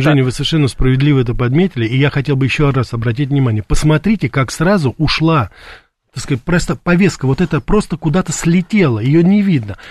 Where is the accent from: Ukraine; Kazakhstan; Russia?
Russia; я родился и вырос в России